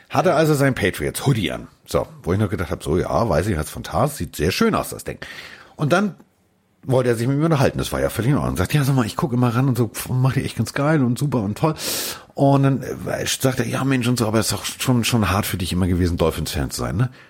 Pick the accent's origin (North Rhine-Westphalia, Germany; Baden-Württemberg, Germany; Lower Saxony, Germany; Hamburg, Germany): Hamburg, Germany; das kenne ich als, als Hamburger, was Fußball angeht